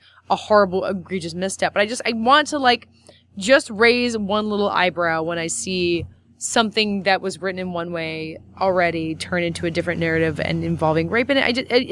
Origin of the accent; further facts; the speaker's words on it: the South, United States; accent: southern; My southern accent